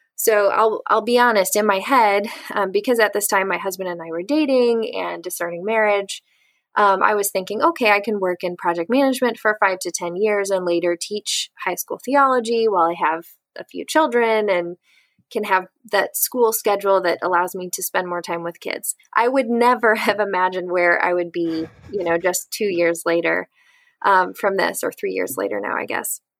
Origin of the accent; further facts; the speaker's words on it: St. Louis, Missouri, United States; also born or lived in Atchison, Kansas; I am originally from St. Louis, Missouri, and I currently live here with my husband